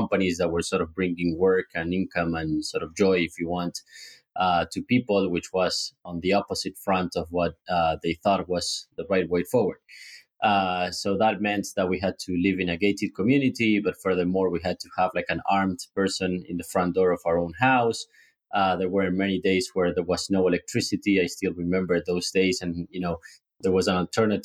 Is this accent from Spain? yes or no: no; Argentina; moved away as an adult; also born or lived in Switzerland / Peru / Dublin, Ireland / New York, United States; I was born in Argentina, but soon after we moved first to Switzerland and then to Peru because of my dad's job. So we spent roughly 5 years living abroad before coming back, and then all the way from like primary school till the end of uni, I was here in Argentina. Raised here, educated here